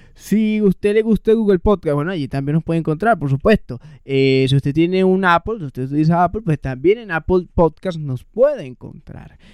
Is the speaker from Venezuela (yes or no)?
yes; Venezuela; moved away; also born or lived in Caracas; nosotros como venezolanos